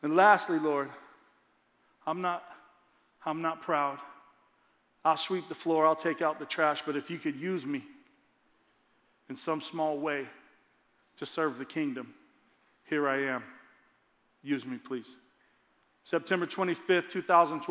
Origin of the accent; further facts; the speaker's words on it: Lakeside, California, United States; Lakeside, my hometown, about a mile from my house